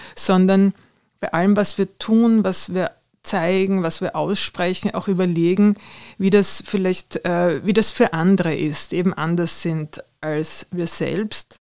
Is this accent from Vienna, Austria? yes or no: yes; Vienna, Austria; Ich bin ja in der Nähe des Belvedere aufgewachsen